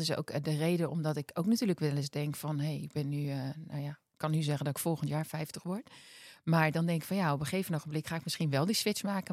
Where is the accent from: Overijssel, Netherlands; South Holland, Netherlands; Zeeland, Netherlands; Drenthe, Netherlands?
South Holland, Netherlands; Westland; ik kom uit het Westland van origine.